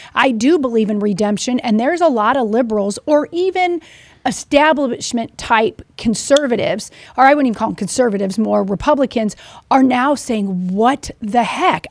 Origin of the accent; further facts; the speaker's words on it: Missouri, United States; I'm from Missouri.